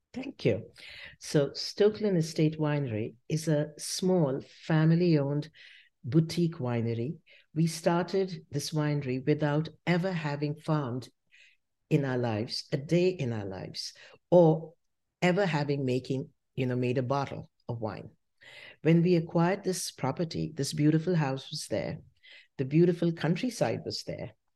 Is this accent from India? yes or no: yes; Shimla, Himachal Pradesh, India; moved away as an adult; now in United States; I grew up in Simla